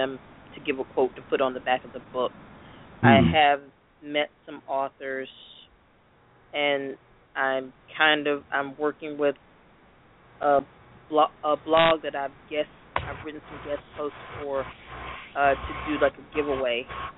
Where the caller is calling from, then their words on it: Atlanta, Georgia, United States; I am calling from Atlanta, Georgia.